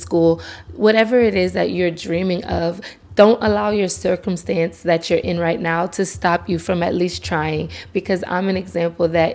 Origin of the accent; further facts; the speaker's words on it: Lafayette, Louisiana, United States; the Festival International, which is local in my hometown